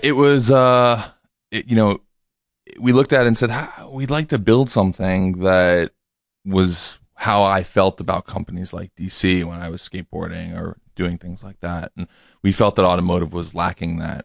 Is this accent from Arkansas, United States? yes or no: no; New York City, New York, United States; I grew up in New York City